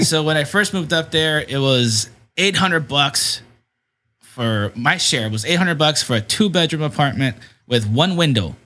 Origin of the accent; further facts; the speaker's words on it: San Diego, California, United States; my parents' house where I grew up in is in Southcrest